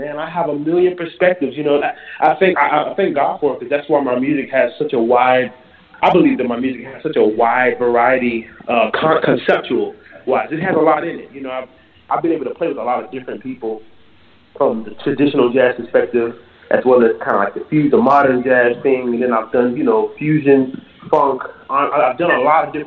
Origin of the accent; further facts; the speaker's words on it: Jacksonville, Florida, United States; now in New Orleans, United States; I'm from Jacksonville, Florida. But I live in New Orleans